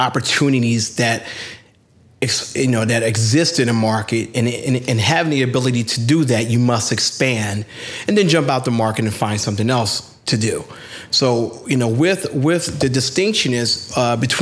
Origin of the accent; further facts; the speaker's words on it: Philadelphia, Pennsylvania, United States; I'm a Philly hustler